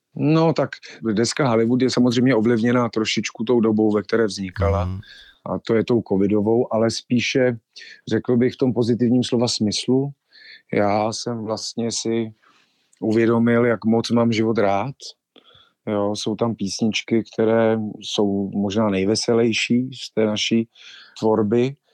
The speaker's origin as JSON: {"language": "Czech", "town": "Ostrava", "region": "Moravian-Silesian Region", "country": "Czechia", "also_born_or_lived": "Havířov / Krkonoše", "moved": "as an adult", "lives_now": "Prague, Czechia", "said": "Letos to bude dvacet let, co jsem z Ostravy odešel"}